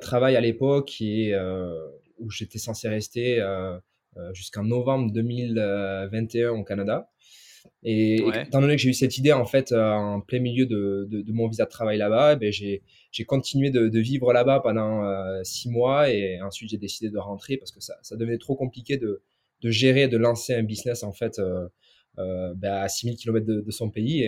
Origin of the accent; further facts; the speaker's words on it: inland Basque Country, Nouvelle-Aquitaine, France; je suis originaire du Pays Basque, donc euh, du Pays Basque intérieur